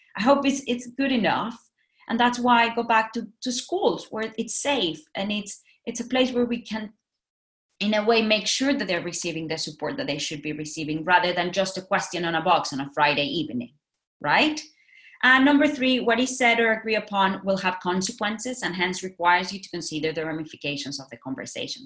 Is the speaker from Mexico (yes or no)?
yes; Mexico; moved away as an adult; also born or lived in Singapore; now in Tokyo, Japan; I'm from Mexico. I have worked in Mexico, Singapore, now I'm in Tokyo.